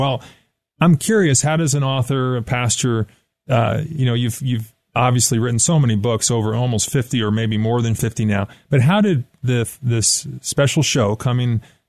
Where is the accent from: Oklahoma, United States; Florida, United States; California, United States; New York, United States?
New York, United States; now in Colorado Springs, United States; I grew up in New York